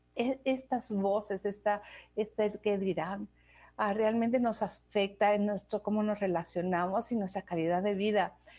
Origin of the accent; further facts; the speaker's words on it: Mexico; moved away as an adult; also born or lived in Denmark; yo crecí, ah, yo, viví en México los primeros 21 años de mi vida. Y de ahí me fui a Dinamarca.